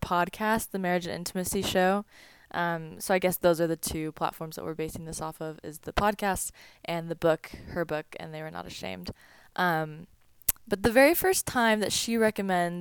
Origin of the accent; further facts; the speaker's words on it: Boise, Idaho, United States; I am from Boise, Idaho